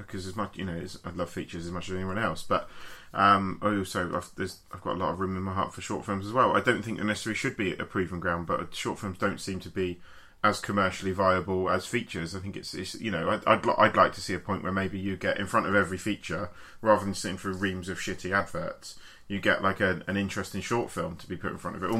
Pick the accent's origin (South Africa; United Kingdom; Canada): United Kingdom; Basingstoke, South East England; my hometown, which is part of the reason I'm very excited about it, to bring some culture to Basingstoke